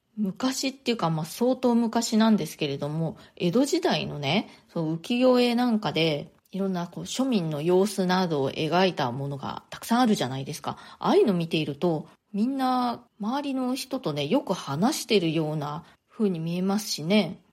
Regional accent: Japan; moved away as an adult; now in New York, United States; 日本で生まれ育ったし、自分は日本人であるというふうにずっと思っていた

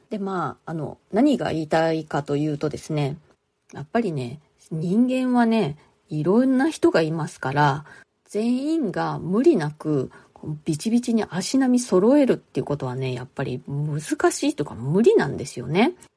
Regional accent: Japan; moved away as an adult; now in New York, United States; 日本で生まれ育った

